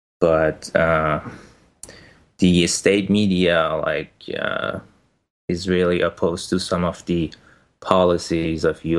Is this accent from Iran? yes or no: yes; Iran; moved away as an adult; now in Boston, United States; Right. So I'm 28. I was born in Iran. I came to Boston 4 years ago to get my PhD in computer science, and I have been living here since.